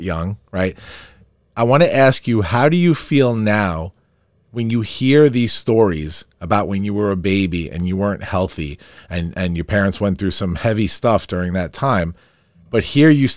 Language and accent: English; Farmingdale, New York, United States; I grew up in Farmingdale, right near you